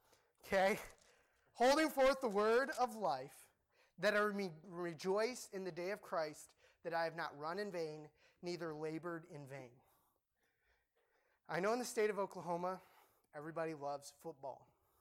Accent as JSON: {"language": "English", "country": "Cambodia", "tie": "born or raised there", "said": "Okay, I grew up in Cambodia, and people, when I say football, they'd be like, football, yeah, football."}